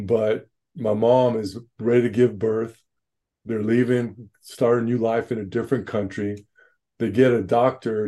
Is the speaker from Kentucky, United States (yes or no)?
no; Los Angeles, California, United States; born and raised and still living in San Pedro, California, just down here, Southern California, LA, San Pedro.